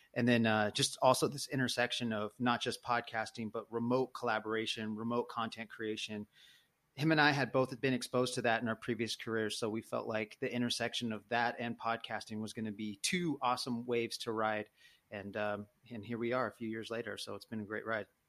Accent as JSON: {"language": "English", "town": "Sacramento", "region": "California", "country": "United States", "tie": "born or raised there", "also_born_or_lived": "Fresno", "lives_now": "Oakland, United States", "said": "born in Fresno, but Sacramento, I call, it's like my hometown. Now live in Oakland"}